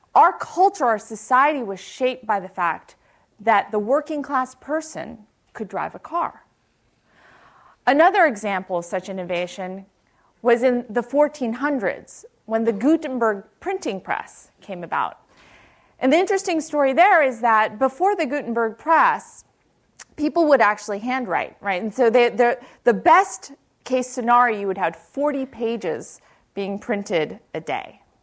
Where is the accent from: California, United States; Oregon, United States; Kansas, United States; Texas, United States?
California, United States; Palo Alto; I grew up in Palo Alto, uh, went to high school right across El Camino and Palo Alto High School